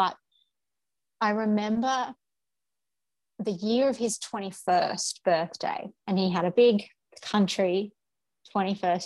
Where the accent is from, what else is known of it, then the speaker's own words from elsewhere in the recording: Brisbane, Queensland, Australia; moved away as an adult; I was born and bred in Brisbane, in inner city Brisbane